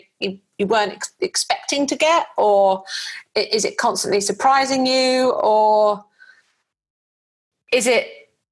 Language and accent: English; United Kingdom; being a Brit